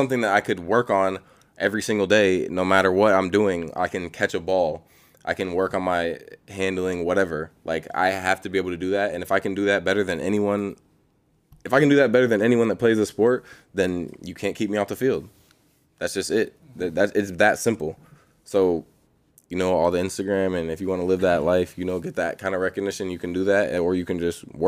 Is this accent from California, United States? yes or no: yes; Bay Area, California, United States; moved away; I was born there. I was born in the Bay Area